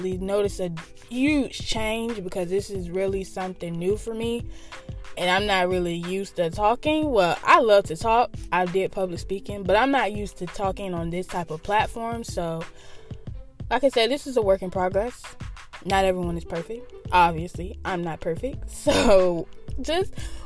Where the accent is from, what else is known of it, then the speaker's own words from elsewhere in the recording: Norfolk, Virginia, United States; I reside in the 757.